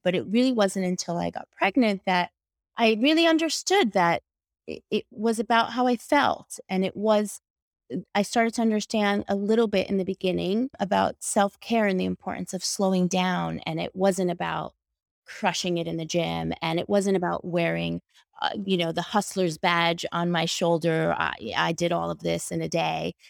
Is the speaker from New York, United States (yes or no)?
yes; New York, United States; I'm from New York